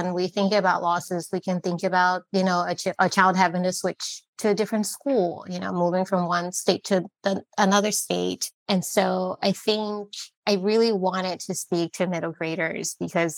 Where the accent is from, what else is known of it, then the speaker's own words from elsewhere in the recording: Liberia; also born or lived in Netherlands; now in United States; growing up in Liberia